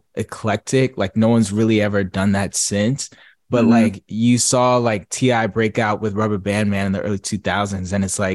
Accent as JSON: {"language": "English", "region": "New Jersey", "country": "United States", "tie": "born or raised there", "said": "So I grew up in New Jersey"}